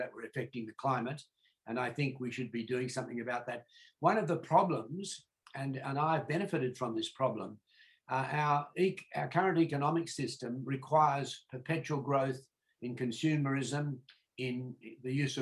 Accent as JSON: {"language": "English", "country": "Australia", "tie": "born or raised there", "said": "born here in the 1940s"}